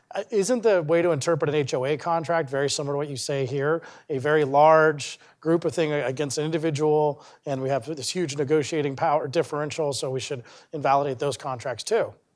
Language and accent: English; Parker, Colorado, United States; I grew up in Parker, Colorado